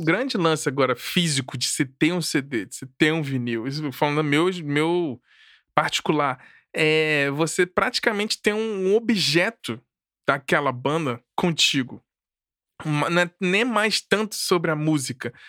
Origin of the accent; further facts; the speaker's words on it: Brasília, Federal District, Brazil; also born or lived in Rio de Janeiro; eu nasci no Rio, mas fui pra Brasília, assim, cresci, fui criado por lá